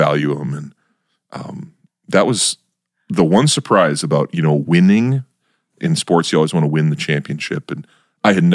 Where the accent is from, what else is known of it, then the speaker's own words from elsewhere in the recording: Max, North Dakota, United States; moved away as an adult; also born or lived in Fargo, North Dakota; now in Brandon; I had a great time growing up in Max, North Dakota